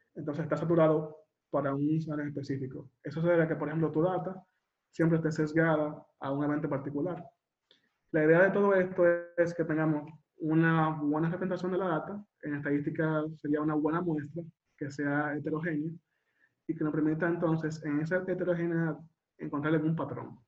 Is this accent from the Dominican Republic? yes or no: yes; Dominican Republic; yo soy dominicano